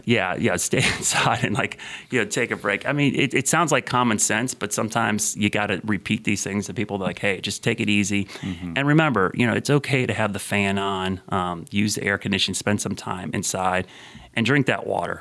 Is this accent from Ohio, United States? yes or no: yes; Ohio, United States; moved away; in the late '70s, mm. early '80s when I grew up in Ohio